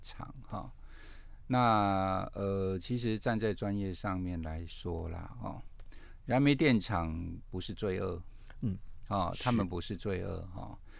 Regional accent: Kaohsiung, Taiwan; moved away; 其实我老家在高雄啦哦。，比较靠近屏东啊

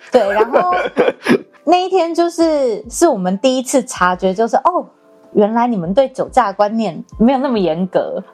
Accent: Taiwan; 那个计程车司机就问我们说：“你们哪里来的？”然后我们说：“我们台湾。”然后他说：“哦，台湾来的。”

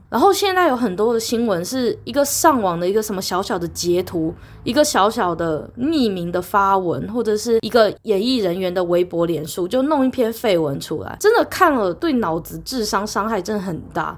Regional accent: Taiwan; 身为台湾人

